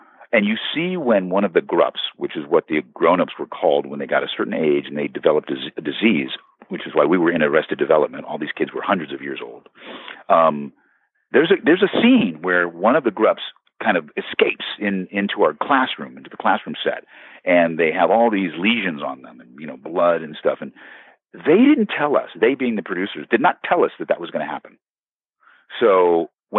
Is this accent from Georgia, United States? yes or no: no; Beverly Hills, California, United States; we grew up in Los Angeles, California, actually in Beverly Hills